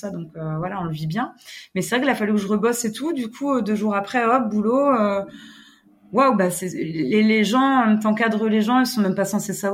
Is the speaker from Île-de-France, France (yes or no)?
no; Brittany, France; notre côte voilà, on est chauvin, on est breton